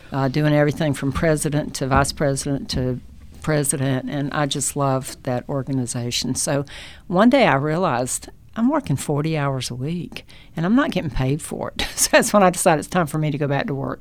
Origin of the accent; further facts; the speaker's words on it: North Carolina, United States; also born or lived in Chicago; now in Dalton, United States; I'm from North Carolina so I grew up in a small town